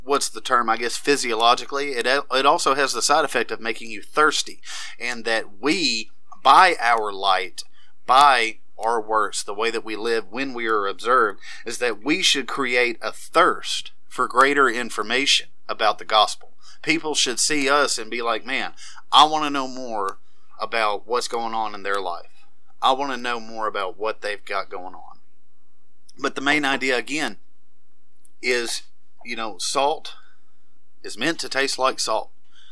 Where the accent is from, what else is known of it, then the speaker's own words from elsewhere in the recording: the South, United States; I was born and raised in the South